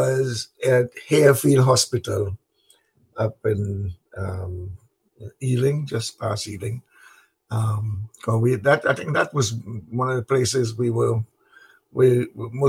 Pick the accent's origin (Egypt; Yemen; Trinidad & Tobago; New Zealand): Trinidad & Tobago; moved away as an adult; now in London, United Kingdom; I was born in the Caribbean. I grew up in Trinidad and Tobago. I did most of my schooling there, and then I came here in 1961